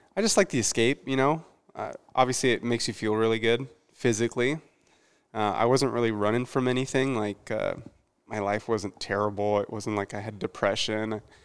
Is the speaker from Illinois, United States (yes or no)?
no; Mesa, Arizona, United States; moved away as an adult; I grew up raised in the East Valley, so the Gilbert Mesa area is where I, is where I stayed until I was about nineteen